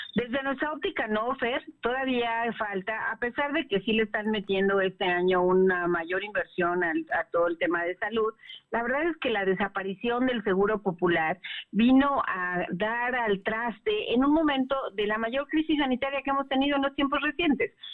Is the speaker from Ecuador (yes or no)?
no; Puebla, Mexico; a mí como poblana y como legisladora